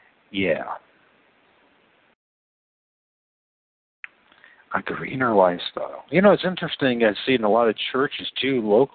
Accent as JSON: {"language": "English", "town": "Toledo", "region": "Ohio", "country": "United States", "said": "I come from Toledo, Ohio"}